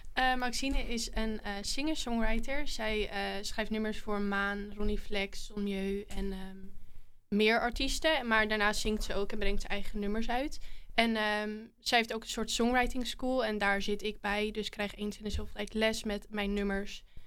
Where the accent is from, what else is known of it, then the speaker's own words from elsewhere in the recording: Hoorn, North Holland, Netherlands; ik kom uit Horen